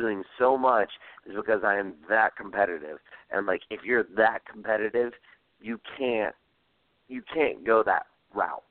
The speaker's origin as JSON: {"language": "English", "region": "Georgia", "country": "United States", "said": "I'm from Georgia"}